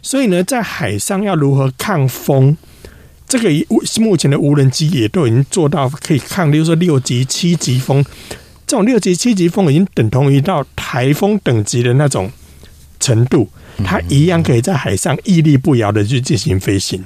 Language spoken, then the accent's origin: Chinese; Taiwan; 我们台湾这边